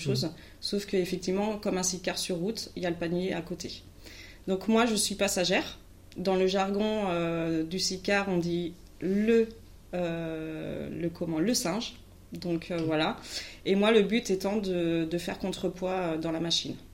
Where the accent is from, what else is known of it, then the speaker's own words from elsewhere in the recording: Carquefou, Pays de la Loire, France; moi, je viens de Carquefou, Loire-Atlantique